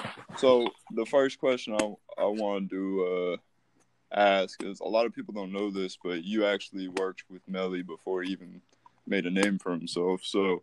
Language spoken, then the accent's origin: English; Vero Beach, Florida, United States; I did most of my growing up in Vero